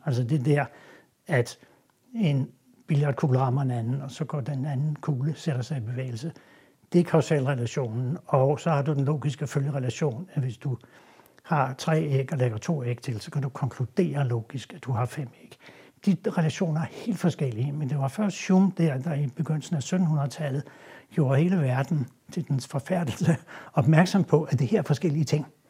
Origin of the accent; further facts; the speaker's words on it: Denmark; vi er jo stolte som danskere